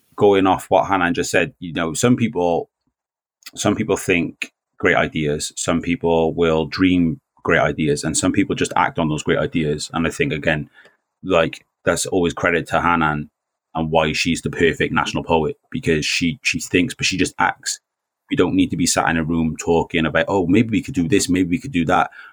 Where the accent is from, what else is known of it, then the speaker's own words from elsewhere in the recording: Newport, Wales, United Kingdom; I'm half Welsh, I'm half Jamaican, but I, I grew up here. I've lived Newport all my life.